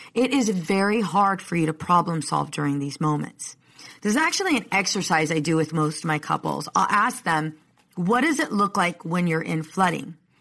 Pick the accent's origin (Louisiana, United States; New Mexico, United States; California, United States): California, United States; Oceanside; I'm from Oceanside